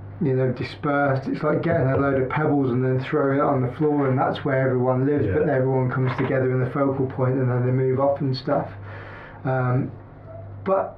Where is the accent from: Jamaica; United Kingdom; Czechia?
United Kingdom; the Midlands, England; moved away; I'm from the Midlands